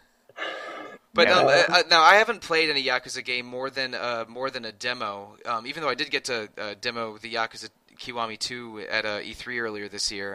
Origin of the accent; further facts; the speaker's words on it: United States; I grew up in the Washington, D.C., Maryland, Virginia area